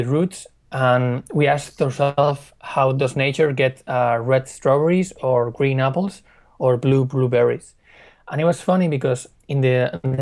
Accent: Spain; we are from Spain

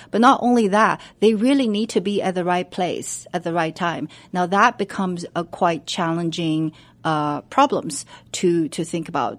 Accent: China; moved away as an adult; now in United States; I was born and raised in China. I went to college in Beijing.

